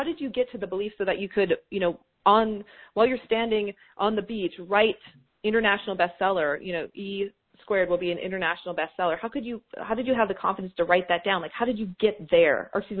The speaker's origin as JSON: {"language": "English", "region": "Kansas", "country": "United States", "said": "I'm from Kansas, and I don't know, you know, who am I to be a New York Times selling author?"}